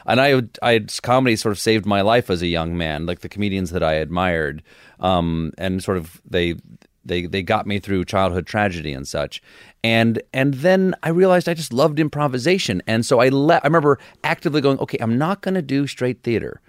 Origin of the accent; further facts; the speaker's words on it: Charleston, South Carolina, United States; also born or lived in Washington, D.C. / James Island, South Carolina; I was born in Washington, D C, but I left there when I was four. And I spent the rest of my, uh, childhood in uh, South Carolina. First on James Island, South Carolina, and then in, uh, Charleston